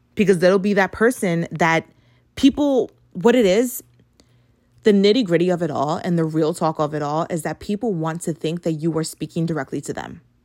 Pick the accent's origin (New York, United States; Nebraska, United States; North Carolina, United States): New York, United States; New York City; I grew up in the Bronx